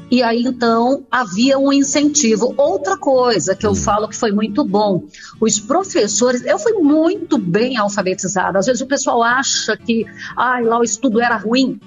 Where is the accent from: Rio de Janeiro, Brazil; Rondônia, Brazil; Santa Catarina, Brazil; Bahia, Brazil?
Rondônia, Brazil; Colorado do Oeste; now in Jataí, Brazil; eu sou de Colorado do Oeste, em Rondônia. Hum. Na realidade, eu fui para lá com um ano